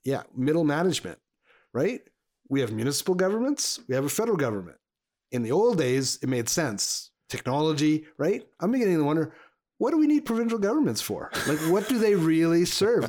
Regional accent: Montreal, Quebec, Canada; now in Alberta, Canada; I grew up in Montreal. I grew up in Quebec

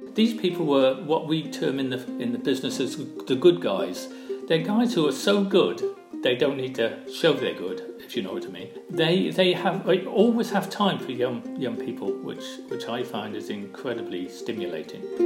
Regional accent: Barry, Wales, United Kingdom; now in West Sussex, United Kingdom; I grew up in Barry, which is uh, um, in South Wales

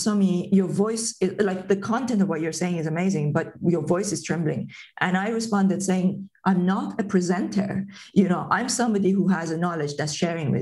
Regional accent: Tehran, Tehran Province, Iran; English is a second language; moved away as an adult; now in United Kingdom; where I was born and brought up in Tehran, I came to the UK in 2005

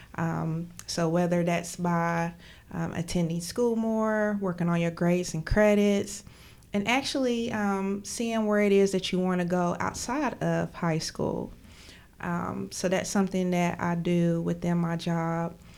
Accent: McDowell County, West Virginia, United States; moved away as an adult; now in Charleston, United States; I am from McDowell County

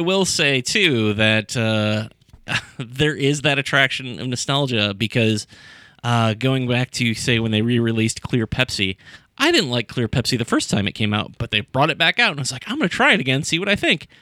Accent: Sandusky, Ohio, United States; I grew up in Sandusky

